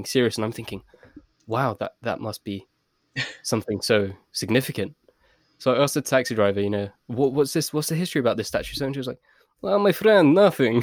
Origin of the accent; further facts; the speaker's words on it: London, United Kingdom; my parents are from Pakistan, I was born in London